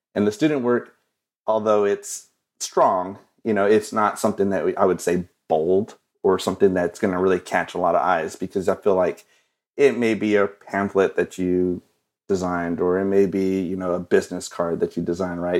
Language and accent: English; Odessa, Texas, United States; I'm from West Texas, Odessa, Texas